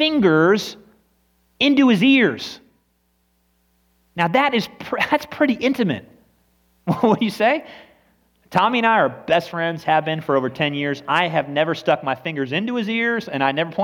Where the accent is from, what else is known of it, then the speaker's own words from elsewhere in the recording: United States; We are so American and nationalistic even more than we are Christian